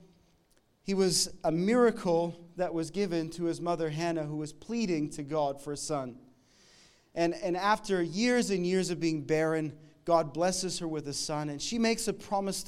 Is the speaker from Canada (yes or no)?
yes; Canada; moved away; I'm from Canada